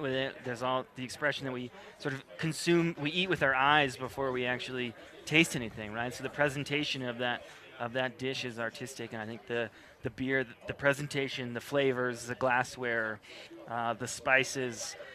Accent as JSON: {"language": "English", "region": "Midwest United States", "country": "United States", "tie": "born or raised there", "said": "growing up in the Midwest United States"}